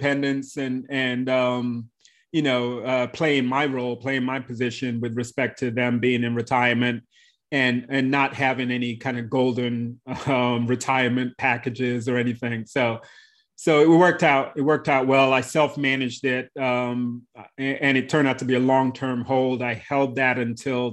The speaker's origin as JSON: {"language": "English", "region": "London", "country": "United Kingdom", "tie": "born or raised there", "also_born_or_lived": "Bradley Beach, New Jersey / New York City", "moved": "yes", "said": "I come to the US, having been born in the UK. So London is actually my hometown."}